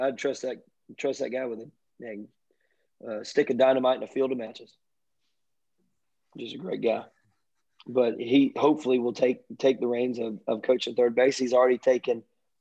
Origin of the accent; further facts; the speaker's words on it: Richmond Hill, Georgia, United States; this is my hometown